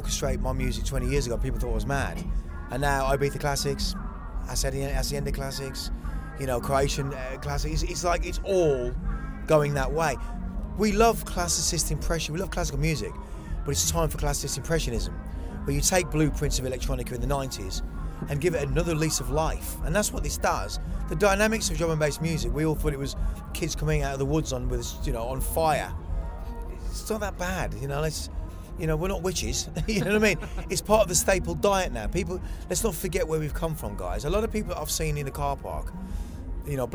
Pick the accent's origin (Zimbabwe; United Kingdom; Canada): United Kingdom; England; moved away as an adult; also born or lived in America; now in Thailand; I'm very English. I grew up, man. In England, and I love this place